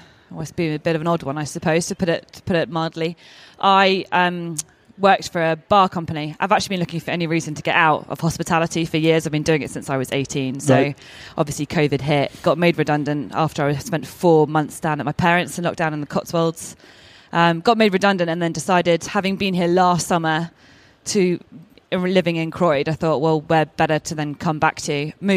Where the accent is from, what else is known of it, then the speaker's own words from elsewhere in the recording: Oman; also born or lived in Bahrain / Kenya; And I was brought up in Oman for 10 years and we were on the beach and in the water the entire time. Less so much in Bahrain, and I lived in Kenya as well.